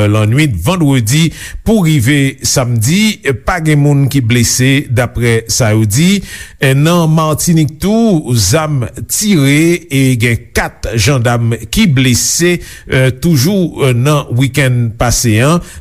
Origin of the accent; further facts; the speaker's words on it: Guadeloupe; En tant que Guadeloupéen, c'est normal